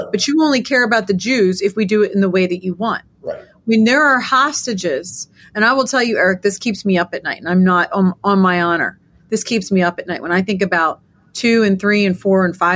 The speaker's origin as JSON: {"language": "English", "region": "New York", "country": "United States", "said": "I don't know about you, being a New Yorker as well, but I'm walking around looking at all my, I got tons of Jewish friends"}